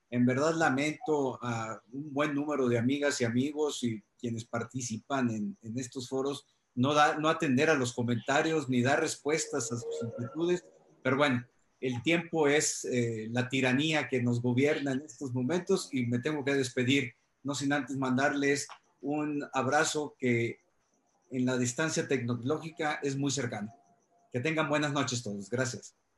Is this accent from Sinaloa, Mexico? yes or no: yes; Culiacán, Sinaloa, Mexico; mi tierra, Culiacán